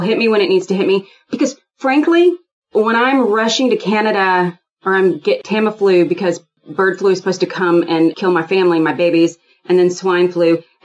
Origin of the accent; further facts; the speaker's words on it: Houston, Texas, United States; I'm from Houston, Texas. I grew up with guns all in the house